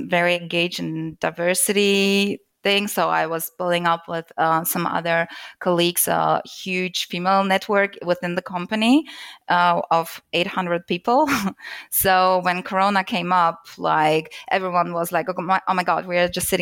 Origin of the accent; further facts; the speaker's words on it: Germany; I'm from Germany, so data privacy is really a hot topic here.